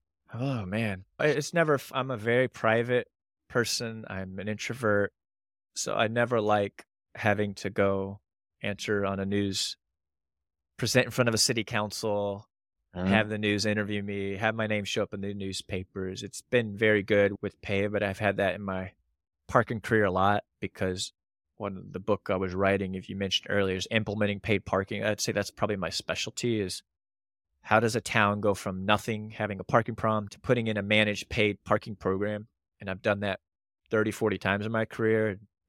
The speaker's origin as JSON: {"language": "English", "region": "Panama Canal Zone", "country": "Panama", "tie": "born or raised there", "said": "I grew up in the Panama Canal Zone and they require all kids because of all the channels and floods."}